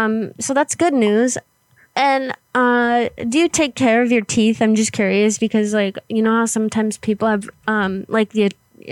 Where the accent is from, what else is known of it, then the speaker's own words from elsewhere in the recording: Florida, United States; So we're actually from Florida, but we travel a lot.